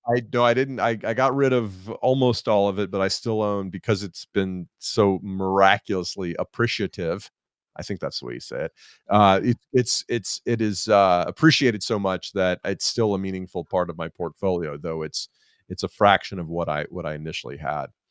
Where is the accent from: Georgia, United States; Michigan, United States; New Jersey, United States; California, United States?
Georgia, United States; Atlanta; I'm from Atlanta, and I live in Atlanta now